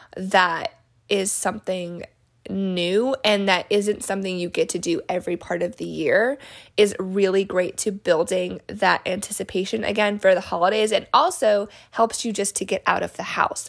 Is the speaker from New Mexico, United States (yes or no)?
yes; New Mexico, United States; when I was little growing up in New Mexico.